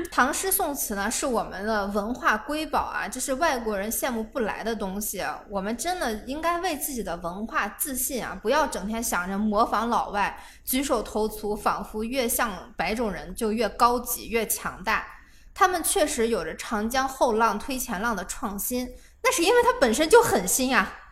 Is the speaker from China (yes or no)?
yes; China; 都要有士族精神，这是我们中国人非常宝贵的东西。